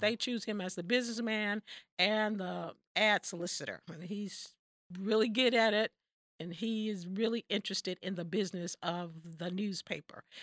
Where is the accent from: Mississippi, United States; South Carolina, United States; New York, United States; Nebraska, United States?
Mississippi, United States; Southwest; moved away as an adult; also born or lived in Missouri; I'm from the Deep South, um, Southwest Mississippi